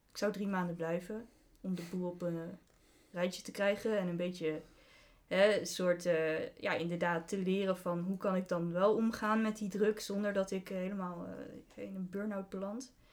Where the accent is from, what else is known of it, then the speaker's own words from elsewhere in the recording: Deventer, Overijssel, Netherlands; Ik woonde in Groningen. Ik kom overigens wel uit Deventer. Kun je ook horen aan mijn, eh, mijn accent.